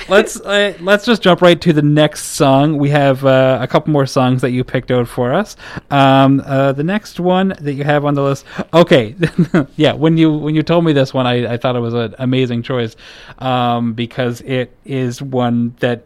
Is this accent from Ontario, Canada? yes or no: no; Cape Breton, Nova Scotia, Canada; being someone who was born and brought up in Cape Breton